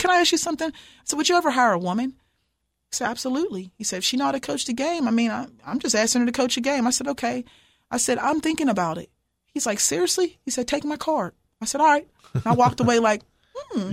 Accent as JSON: {"language": "English", "town": "Pittsburgh", "region": "Pennsylvania", "country": "United States", "tie": "born or raised there", "also_born_or_lived": "Martin, Tennessee", "moved": "as an adult", "lives_now": "Cookeville, United States", "said": "I'm from Pittsburgh, Pennsylvania, and, um, born and raised"}